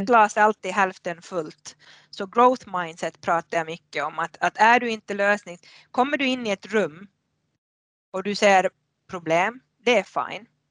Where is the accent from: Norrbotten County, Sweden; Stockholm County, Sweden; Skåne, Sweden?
Norrbotten County, Sweden; Haparanda; moved away as an adult; now in Finland; född och uppvuxen i Haparanda på svenska sidan